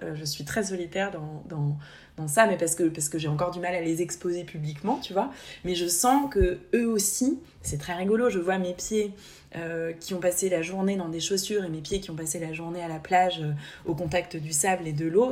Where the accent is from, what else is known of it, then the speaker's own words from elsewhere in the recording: Haute-Savoie, Auvergne-Rhône-Alpes, France; moved away as an adult; now in Basque Coast, France; j'ai grandi en Haute-Savoie